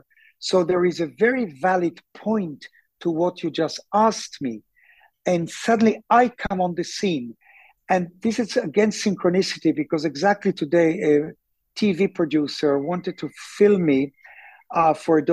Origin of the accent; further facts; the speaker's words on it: Tel Aviv, Tel Aviv District, Israel; also born or lived in London, United Kingdom / Sonning-on-Thames, Berkshire; now in Jaffa, Israel; I was born in Tel Aviv.